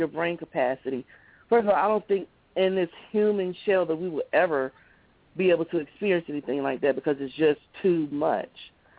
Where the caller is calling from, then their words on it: Baltimore, Maryland, United States; I'm calling from Baltimore.